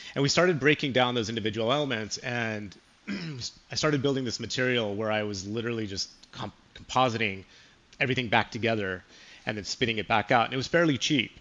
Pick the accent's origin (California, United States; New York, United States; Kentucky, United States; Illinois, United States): California, United States; also born or lived in Chicago; Being from California